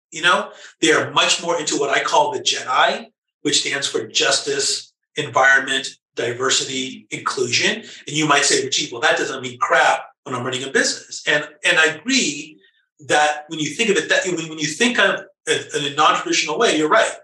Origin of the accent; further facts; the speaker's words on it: Los Angeles, California, United States; I was born and raised in Southern California, in the LA area